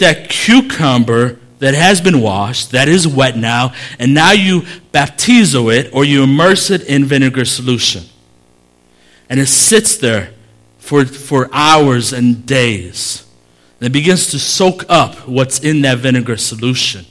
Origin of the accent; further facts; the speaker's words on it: Chicago, Illinois, United States; I grew up in Humble Park.